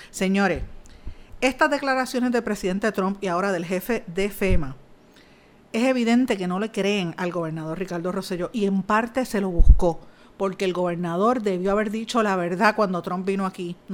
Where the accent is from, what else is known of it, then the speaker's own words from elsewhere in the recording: Puerto Rico; exigiéndole una rendición de cuentas al presidente de los Estados Unidos, que no nos falte más el respeto como, como puertorriqueños. Ya está bueno de eso. Aquí murió gente y hay que respetarlo, hay que respetar el dolor ajeno de, de los puertorriqueños.